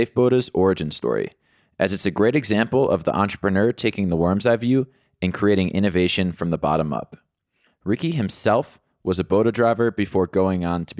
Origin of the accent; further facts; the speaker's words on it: United States; now in South Africa; I'm an American expat living in South Africa